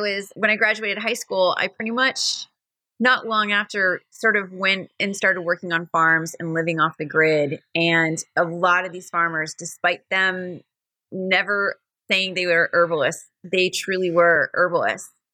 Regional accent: Maine, United States; I have the pleasure of growing up in Maine. The fortune I was so fortunate to grow up in Maine

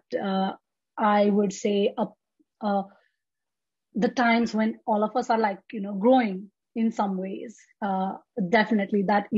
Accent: Nepal; now in United States; Because I came to the US from Nepal, right? So things are so different.

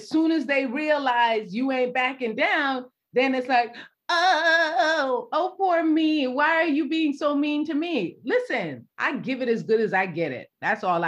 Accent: New York, United States; also born or lived in Jamaica; I'm a New Yorker

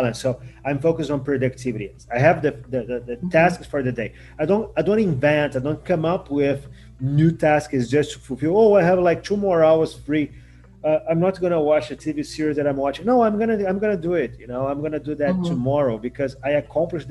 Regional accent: Rio de Janeiro, Brazil; I'm from Rio de Janeiro

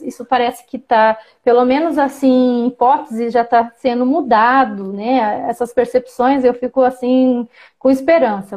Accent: Campo Grande, Mato Grosso do Sul, Brazil; eu fui alfabetizada em Campo Grande, eu nasci numa aldeia urbana, né, em Campo Grande, Mato Grosso do Sul

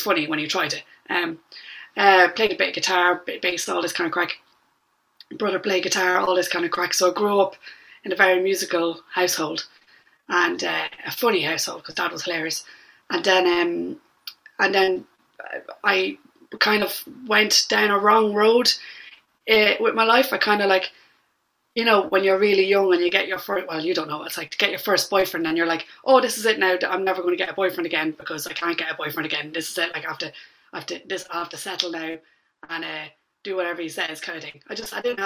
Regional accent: Drogheda, Leinster, Ireland; now in London, United Kingdom; born and raised in Drogheda, County Louth

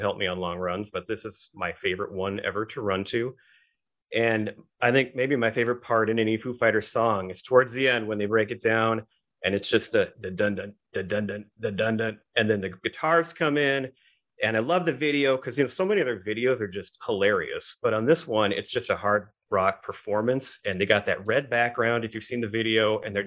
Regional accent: Minnesota, United States; We grew up in Minnesota

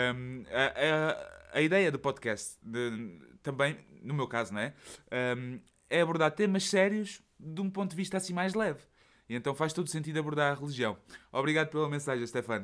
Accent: Setúbal, Portugal; accent: Portuguese; moved away as an adult; now in Belgium; a minha terra natal, Setúbal

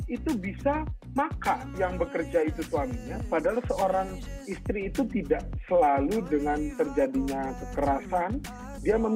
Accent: Bengkulu, Indonesia; bahkan di kota saya kecil sampai SMA ya di Bengkulu di kabupaten saya pula tempat saya tinggal dan besar

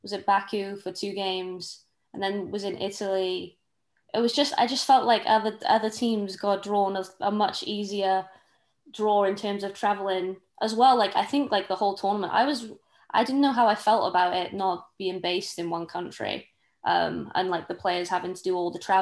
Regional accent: Wales, United Kingdom; I am Welsh

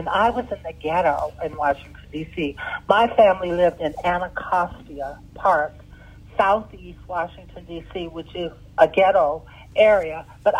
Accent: Sudan; English is a second language; That's how we were raised in Sudan.

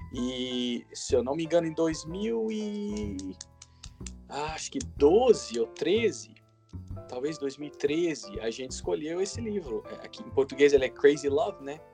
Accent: Goiânia, Goiás, Brazil; moved away as an adult; also born or lived in Chicago; now in United States; Eu nasci em Goiânia

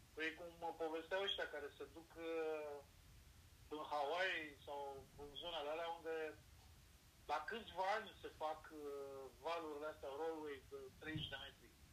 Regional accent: Romania; Păi din România

